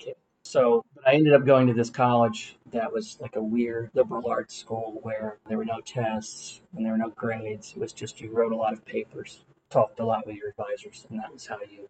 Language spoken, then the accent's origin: English; Atlanta, Georgia, United States; also born or lived in Massachusetts; I was born and raised here in Atlanta, which is rare.